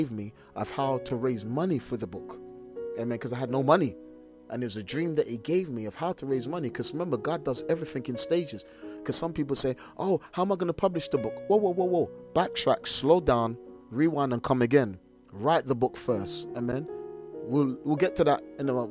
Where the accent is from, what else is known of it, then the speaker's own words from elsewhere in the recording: London, United Kingdom; I'm a little black boy from South London